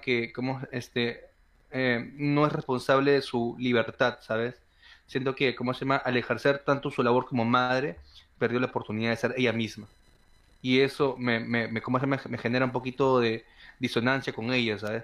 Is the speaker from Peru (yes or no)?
yes; Peru; nací en Perú